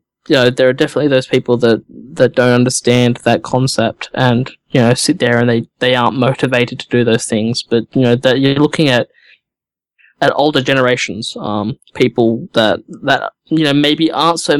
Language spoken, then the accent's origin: English; Australia; I'm Australian, it's summer here